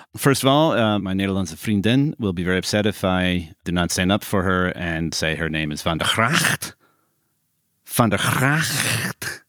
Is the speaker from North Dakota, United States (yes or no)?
no; Chicago, Illinois, United States; as a Chicagoan